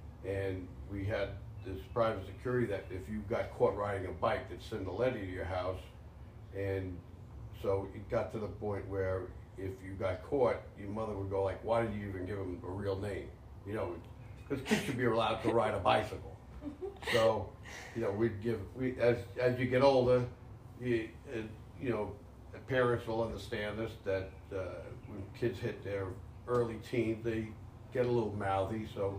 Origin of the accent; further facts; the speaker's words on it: New York City, New York, United States; moved away; also born or lived in Manhattan; I was born in the hospital of Manhattan. Don't really know why we went to that hospital in Manhattan. It was Jewish Memorial, but I grew up in the Bronx.